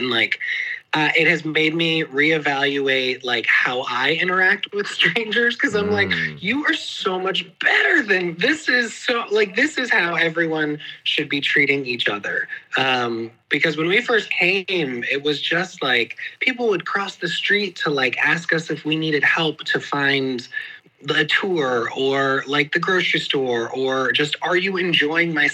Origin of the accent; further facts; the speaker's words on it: New York, United States; I'm from New York